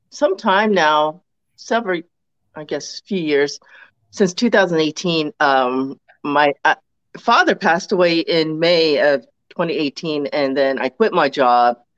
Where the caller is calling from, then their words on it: Baltimore, Maryland, United States; So I am in Baltimore, Maryland.